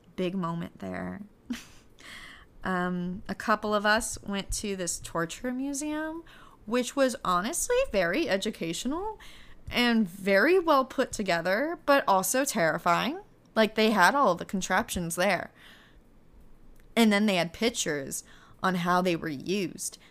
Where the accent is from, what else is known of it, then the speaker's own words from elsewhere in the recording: United States; growing up in the American school system